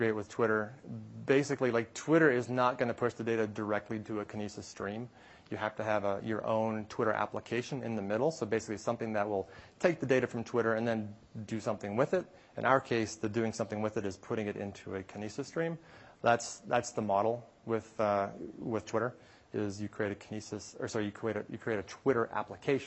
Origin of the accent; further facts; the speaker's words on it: Canada; I am from Canada, so I enjoy hockey.